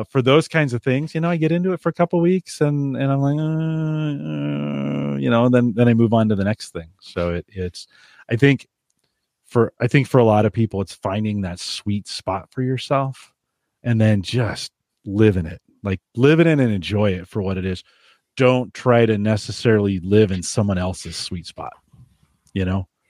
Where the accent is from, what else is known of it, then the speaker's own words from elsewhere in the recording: California, United States; I grew up in California